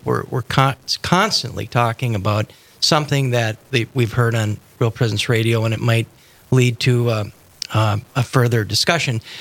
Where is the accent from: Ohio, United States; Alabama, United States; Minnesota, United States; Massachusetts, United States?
Minnesota, United States; Moorhead; also born or lived in Denver; I grew up in Moorhead